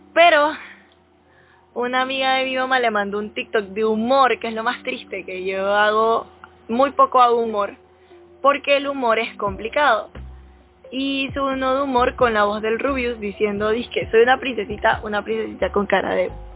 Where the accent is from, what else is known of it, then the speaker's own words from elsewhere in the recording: Panama; por ser panameña